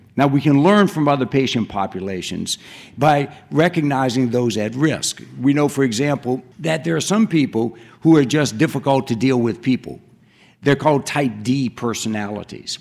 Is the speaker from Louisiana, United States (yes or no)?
yes; Cajun country, Louisiana, United States; moved away; I grew up in Cajun country